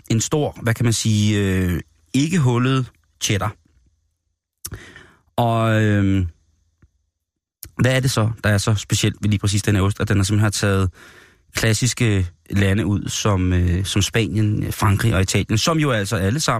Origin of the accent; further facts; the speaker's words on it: Denmark; en konkurrence, hvor vi som danskere jo har været repræsenteret virkelig stolt og stærkt i mange år.